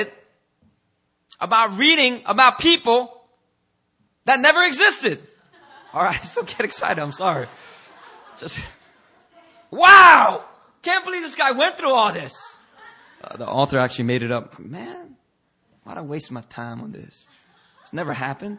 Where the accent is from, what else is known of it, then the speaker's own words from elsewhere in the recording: Philadelphia, Pennsylvania, United States; I grew up in Philadelphia